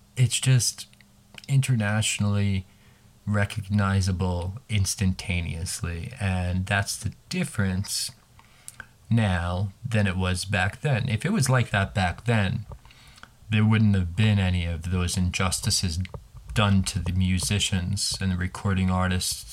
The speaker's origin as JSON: {"language": "English", "town": "New York City", "region": "New York", "country": "United States", "said": "here in New York City. As a New Yorker"}